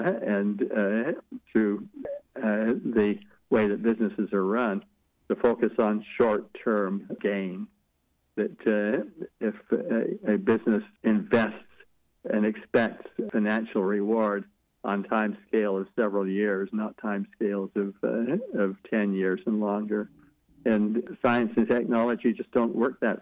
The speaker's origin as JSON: {"language": "English", "town": "Logan", "region": "Utah", "country": "United States", "tie": "born or raised there", "said": "teenager growing up in Logan, Utah"}